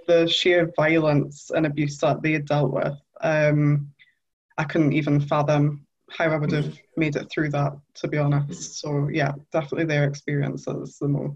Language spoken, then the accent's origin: English; Newcastle upon Tyne, North East England, United Kingdom; I'm from Newcastle, so I come from a council estate